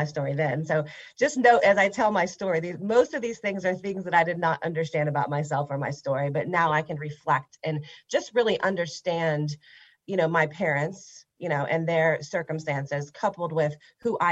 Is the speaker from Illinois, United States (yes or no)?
no; Huntington, West Virginia, United States; now in Fort Thomas, United States; I grew up in Huntington, West Virginia.